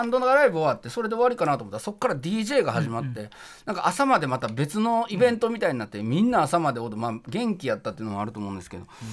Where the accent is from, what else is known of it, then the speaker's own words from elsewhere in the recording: Kyoto, Japan; moved away as an adult; now in Tokyo, Japan; 僕は大学に上京したんですけれども入るために京都から上京した